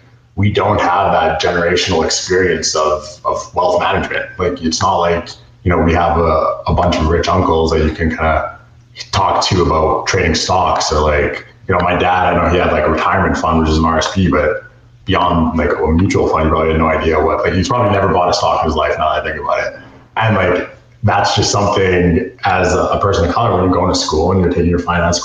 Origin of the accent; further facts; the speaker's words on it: Edmonton, Alberta, Canada; I grew up here in Edmonton